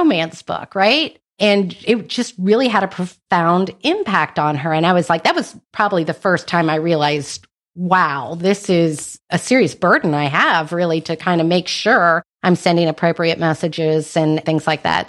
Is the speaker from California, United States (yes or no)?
no; North Carolina, United States; I was born and raised in North Carolina.